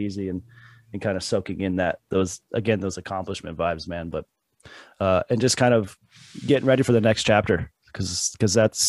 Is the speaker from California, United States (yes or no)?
yes; California, United States; also born or lived in Iowa / Newport Beach, California / Lake Elsinore, California; now in Florida, United States; my family moved to California, and that's where I was raised.